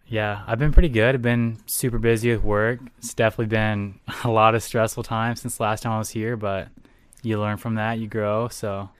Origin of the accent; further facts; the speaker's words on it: Texas, United States; moved away as an adult; also born or lived in Houston, Texas / San Antonio, Texas; now in Minnesota, United States; I grew up in Texas. I was born in Houston